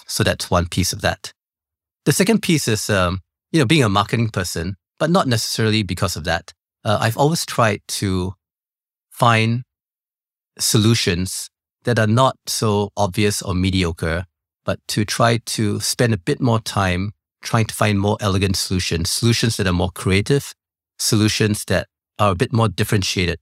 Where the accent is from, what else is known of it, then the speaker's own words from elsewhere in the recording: Singapore; I was born in Singapore